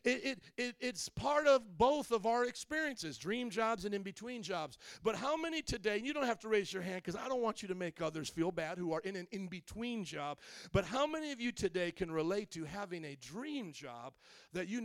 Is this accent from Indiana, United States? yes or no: yes; Indiana, United States; moved away as an adult; also born or lived in New Orleans; now in Chicago, United States; my hometown, from Indiana